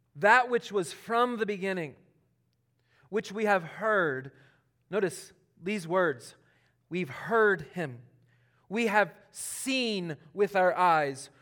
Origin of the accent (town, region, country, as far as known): Charlotte, North Carolina, United States; born or raised there